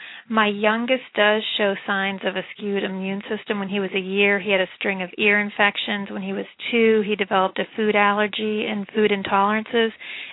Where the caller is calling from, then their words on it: Massachusetts, United States; I'm calling from Massachusetts.